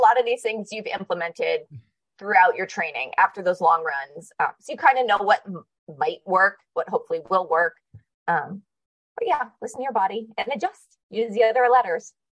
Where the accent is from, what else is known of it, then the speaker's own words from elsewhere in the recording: Connecticut, United States; now in Arizona, United States; I grew up in Connecticut